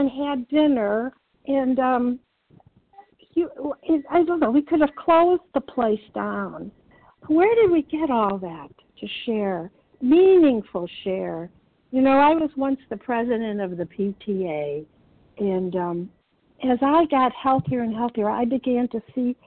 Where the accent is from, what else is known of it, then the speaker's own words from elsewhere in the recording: Illinois, United States; moved away; I'm originally from Illinois